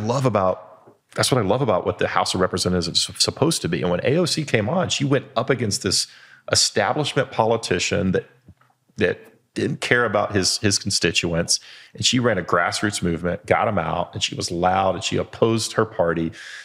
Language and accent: English; United Kingdom; As a Brit, it looks very similar to Parliament.